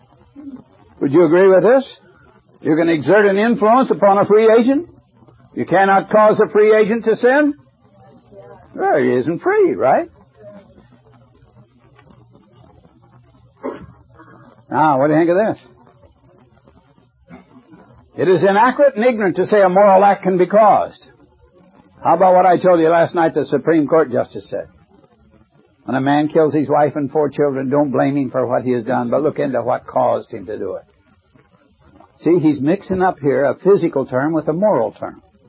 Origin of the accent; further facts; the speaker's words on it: Indiana, United States; my hometown, Indiana, when I went to high school